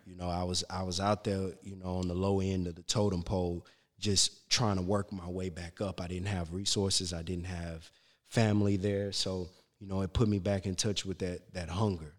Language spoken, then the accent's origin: English; Shreveport, Louisiana, United States; moved away; also born or lived in Alexandria, Louisiana; raised in Shreveport. I'm, I was born in Alexandria